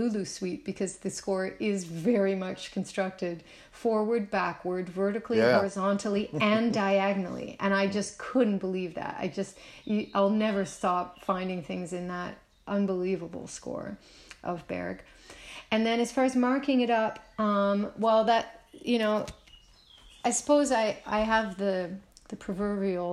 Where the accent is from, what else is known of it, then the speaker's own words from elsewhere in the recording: Nova Scotia, Canada; a Canadian who grew up in the countryside in Nova Scotia, which is a peninsula